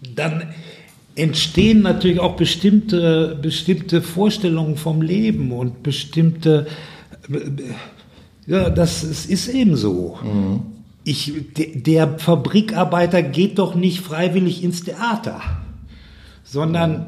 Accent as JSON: {"language": "German", "area": "Ruhr area", "region": "North Rhine-Westphalia", "country": "Germany", "said": "bei uns im Ruhrgebiet"}